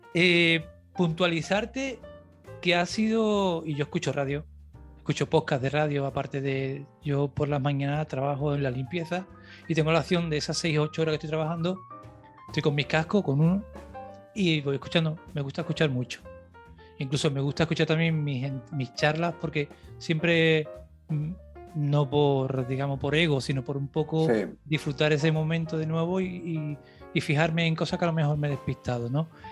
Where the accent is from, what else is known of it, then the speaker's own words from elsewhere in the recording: Cádiz, Andalusia, Spain; moved away; also born or lived in the island (unspecified); Yo soy de Cádiz. Yo vine en el 95, de Cádiz capital. Yo vine en el 95 aquí a la isla